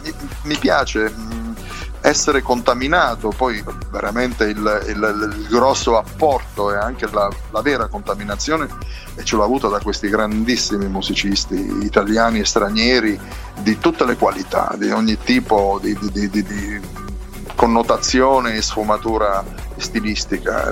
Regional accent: Penne, Abruzzo, Italy; del mio paese, pennese

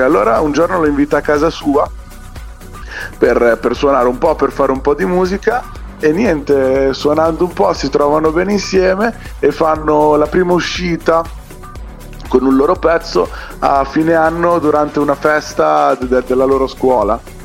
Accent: province of Bologna, Emilia-Romagna, Italy; nel mio paese, che è qua in provincia di Bologna

